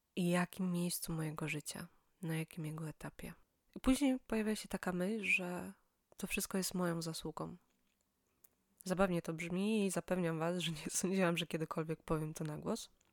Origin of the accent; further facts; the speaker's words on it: Silesian Voivodeship, Poland; moved away as an adult; now in Poznań, Poland; Pochodzę z małego miasta na Śląsku.